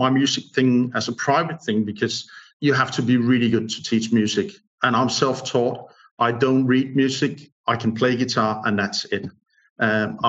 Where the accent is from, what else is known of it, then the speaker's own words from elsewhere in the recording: Odense, Southern Denmark, Denmark; English is a second language; I'm from Odense, which is the third largest city in Denmark